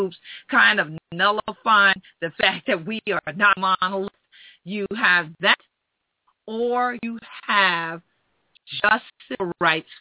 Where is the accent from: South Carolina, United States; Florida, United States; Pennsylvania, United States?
South Carolina, United States; my home state, South Carolina